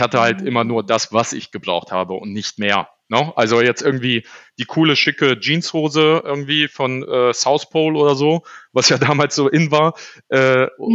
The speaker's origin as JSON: {"language": "German", "town": "Düsseldorf", "region": "North Rhine-Westphalia", "country": "Germany", "tie": "born or raised there", "also_born_or_lived": "Poland", "said": "ich habe die ersten sechs Jahre meines Lebens ähm, im Container gelebt, hier in Düsseldorf-Garrat, mit meinen Eltern zusammen"}